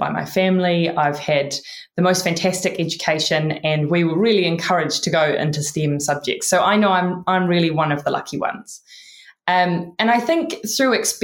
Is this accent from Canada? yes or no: no; New Zealand; accent: Kiwi; My Kiwi accent